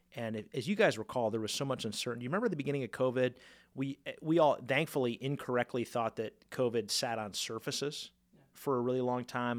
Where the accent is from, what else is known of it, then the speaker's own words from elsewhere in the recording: Ohio, United States; moved away; I'm from Ohio, happened to be Ohio visiting some family